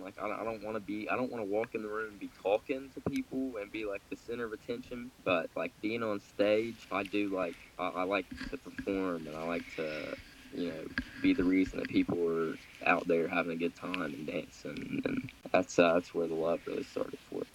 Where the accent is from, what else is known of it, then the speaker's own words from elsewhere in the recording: Grant County, Kentucky, United States; from Grant County, Kentucky